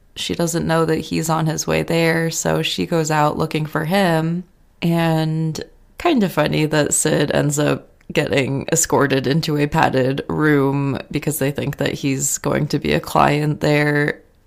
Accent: United States; accent: American; which is gonna sound very American in my accent

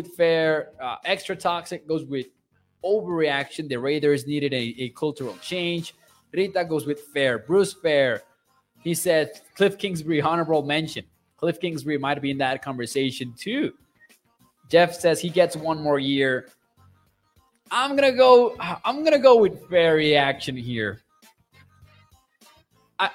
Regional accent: Mexico; moved away; I am from Mexico.

